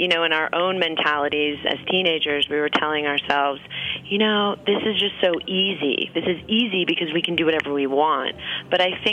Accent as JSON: {"language": "English", "town": "New York City", "region": "New York", "country": "United States", "tie": "born or raised there", "moved": "yes", "lives_now": "Los Angeles, United States", "said": "I grew up on the Upper East Side"}